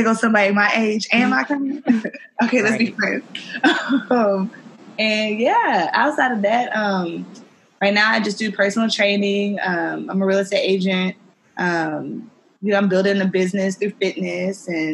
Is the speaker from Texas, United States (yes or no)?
yes; Houston, Texas, United States; also born or lived in Louisiana; I'm from Houston. By way of Louisiana